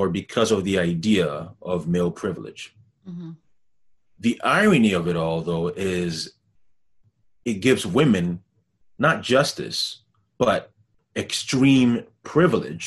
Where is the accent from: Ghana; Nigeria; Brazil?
Ghana; also born or lived in Montreal, Canada; now in Canada; I'm from Ghana, where corruption is rampant throughout the entire nation